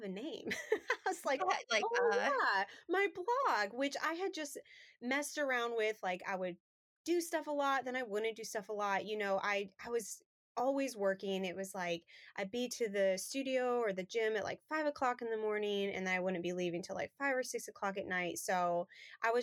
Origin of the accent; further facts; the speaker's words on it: Colorado, United States; now in Thomasville, United States; Originally, I'm from Colorado.